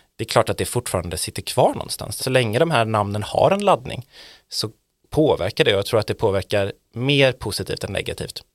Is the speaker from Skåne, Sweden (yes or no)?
no; Borås, Västra Götaland, Sweden; also born or lived in Gothenburg; now in Stockholm, Sweden; jag är från Borås.